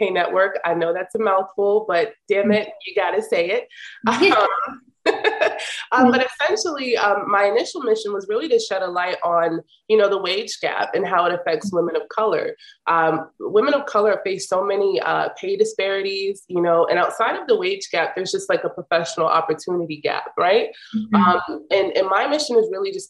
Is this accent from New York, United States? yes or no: yes; New York, United States; I'm from Harlem, New York.